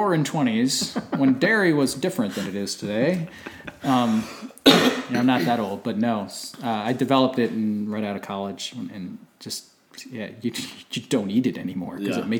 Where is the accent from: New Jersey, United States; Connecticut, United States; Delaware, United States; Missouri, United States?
Delaware, United States; born or raised there